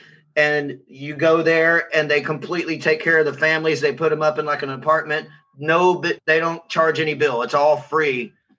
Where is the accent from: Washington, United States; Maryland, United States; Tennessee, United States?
Tennessee, United States; Memphis; moved away as an adult; now in Houston, United States; I'm from Memphis, and I lived in Memphis until 2009.